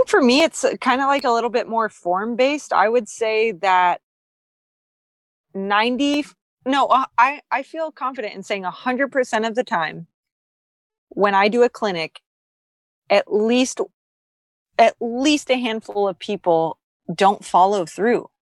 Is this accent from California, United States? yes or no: no; Texas, United States; born or raised there; moved away